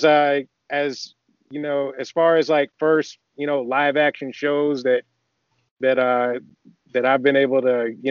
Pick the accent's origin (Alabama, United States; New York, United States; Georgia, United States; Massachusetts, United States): Georgia, United States; Athens; moved away as an adult; also born or lived in Augusta, Georgia; now in California, United States; I grew up in Georgia, actually. I grew up in Athens, Georgia. I was born in Augusta, and then I left after high school